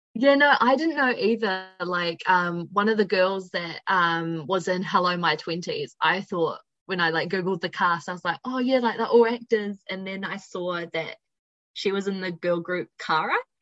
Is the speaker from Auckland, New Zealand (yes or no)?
no; Upper Hutt, Wellington, New Zealand; I'm originally from Upper Hutt, but most of the time I spend my life in Wellington. So, but I've been here all my life pretty much